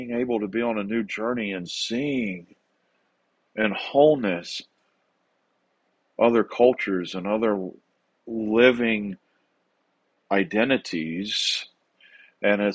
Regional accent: the South, United States; now in Rancho Bernardo, California, United States; my cultural history growing up in the South.

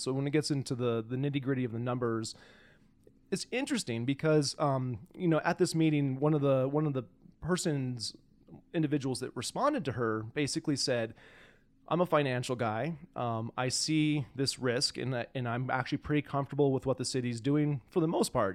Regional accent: Spokane, Washington, United States; now in Missoula, United States; I'm gonna go back to my hometown. Spokane is where I was born.

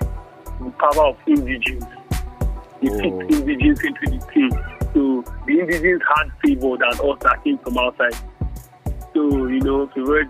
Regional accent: Kwara, Nigeria; moved away as an adult; also born or lived in Lagos; Rookie from Kwara

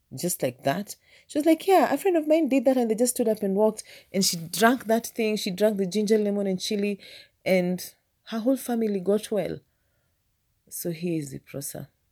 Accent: Kenya; I know my people. I'm a Kenyan

